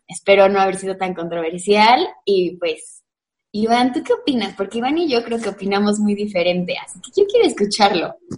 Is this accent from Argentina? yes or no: no; Mexico; los mexicanos